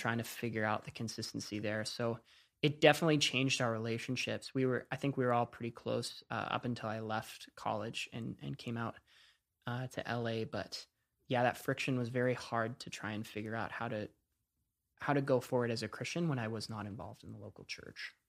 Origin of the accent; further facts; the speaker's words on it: Coquitlam, British Columbia, Canada; moved away as an adult; also born or lived in Orange County; I grew up in Vancouver, Canada, um, just outside of Vancouver, Canada, in a city called Coquitlam.